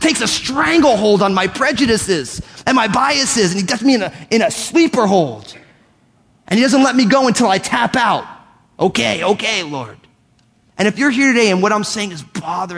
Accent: United States; I'm an American. I was born and raised here.

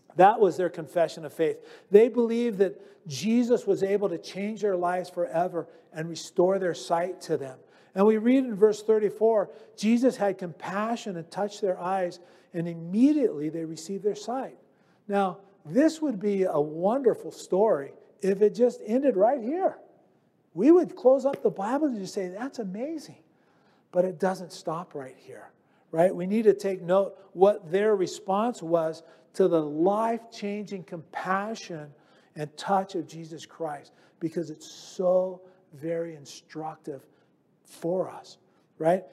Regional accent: United States; I'm just an American.

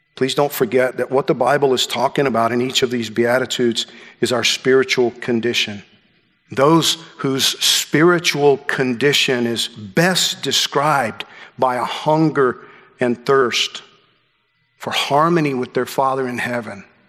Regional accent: Georgia, United States; When I was a kid growing up in Georgia, it was you know, fishing and hunting.

